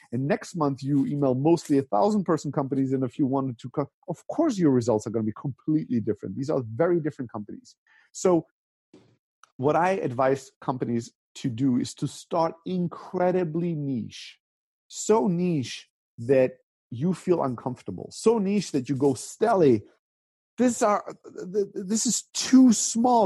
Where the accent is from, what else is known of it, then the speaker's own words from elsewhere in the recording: Stuttgart, Baden-Württemberg, Germany; also born or lived in Greece; I grew up even in the most conservative part of Germany, the most German part of Germany, which is Stuttgart